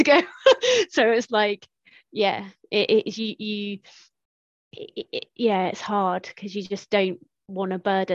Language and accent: English; Tiverton, South West England, United Kingdom; moved away as an adult; also born or lived in Exeter / Lossiemouth; small town in Devon